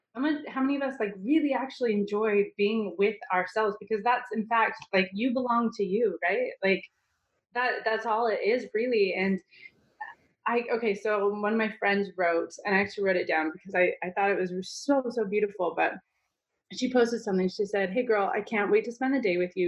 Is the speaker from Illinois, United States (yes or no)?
no; Utah, United States; I grew up in Utah